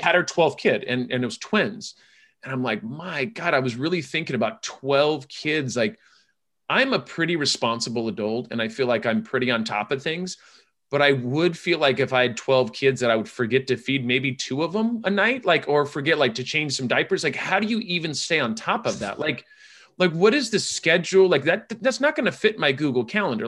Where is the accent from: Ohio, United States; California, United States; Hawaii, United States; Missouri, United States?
California, United States; I'm from California